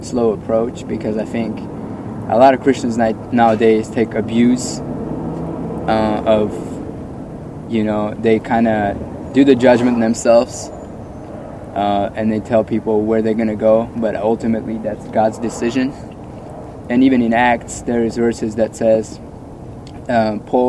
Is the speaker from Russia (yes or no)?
yes; Russia; now in Santa Clarita, United States; I'm actually from Russia